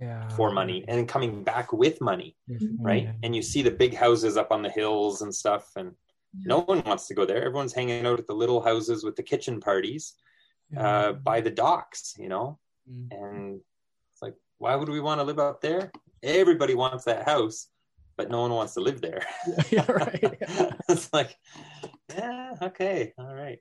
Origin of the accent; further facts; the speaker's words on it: New Brunswick, Canada; moved away; I'm Acadian. I'm from New Brunswick originally